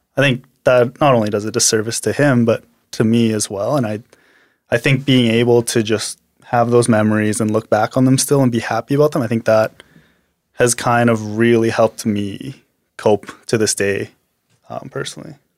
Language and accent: English; Medicine Hat, Alberta, Canada; also born or lived in Korea; I was born in Korea, but I was mostly raised in Medicine Hat